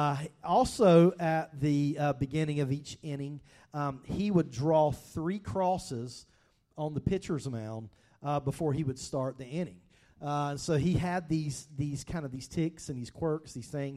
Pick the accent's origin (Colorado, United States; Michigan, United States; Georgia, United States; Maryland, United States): Georgia, United States; growing up in Georgia